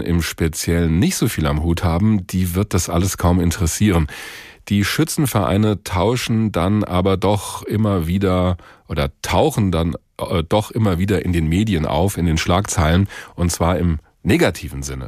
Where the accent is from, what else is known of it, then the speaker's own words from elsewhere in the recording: Hesse, Germany; Bei uns in Hessen